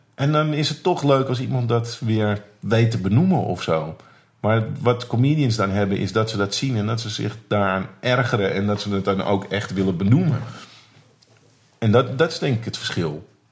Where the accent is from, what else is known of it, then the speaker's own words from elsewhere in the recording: Muiden, North Holland, Netherlands; ik kom uit de Muiden